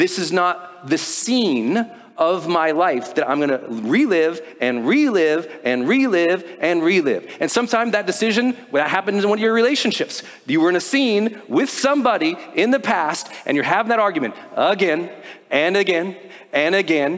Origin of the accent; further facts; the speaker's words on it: Montana, United States; I'm from Montana